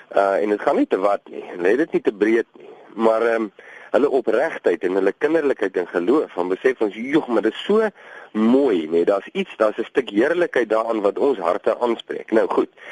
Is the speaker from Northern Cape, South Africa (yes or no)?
no; Vredendal, Western Cape, South Africa; ons kom van Vredendal